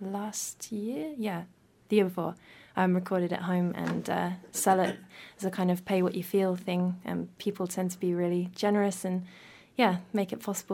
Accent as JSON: {"language": "English", "region": "London", "country": "United Kingdom", "moved": "as an adult", "lives_now": "New Zealand", "said": "I'm from London, and I worked full-time there, so music was kind of just a hobby. And then I moved to New Zealand a couple of years ago"}